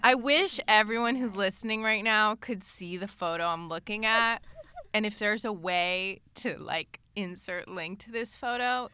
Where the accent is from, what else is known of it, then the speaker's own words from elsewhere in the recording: Los Angeles, California, United States; growing up in L